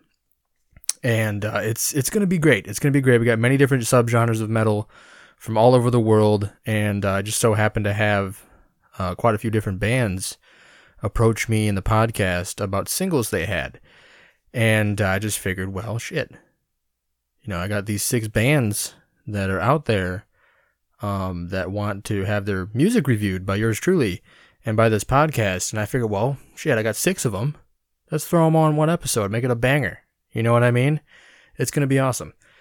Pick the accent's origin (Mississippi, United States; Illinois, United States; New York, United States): Illinois, United States; Rockford; my hometown of Rockford, Illinois